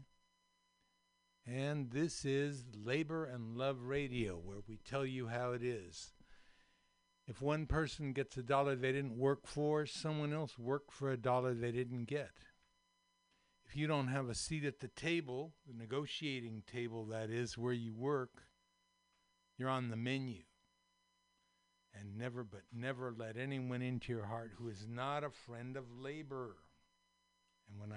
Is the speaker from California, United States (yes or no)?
yes; Daly City, California, United States; born or raised there; also born or lived in San Francisco, California / Marin, California